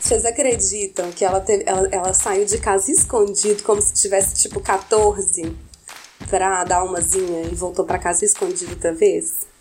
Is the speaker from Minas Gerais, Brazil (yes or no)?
yes; Minas Gerais, Brazil; como uma boa mineira é, de adolescência conservadora, da família tradicional mineira.